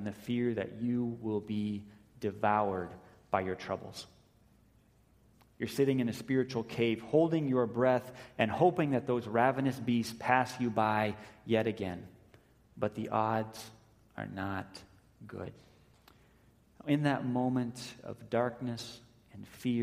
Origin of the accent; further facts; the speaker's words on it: United States; independent American people